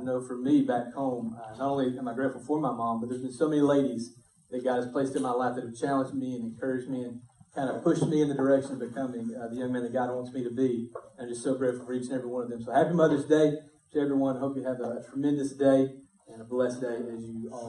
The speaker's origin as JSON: {"language": "English", "country": "United States", "said": "as an American, and as a Christian in America"}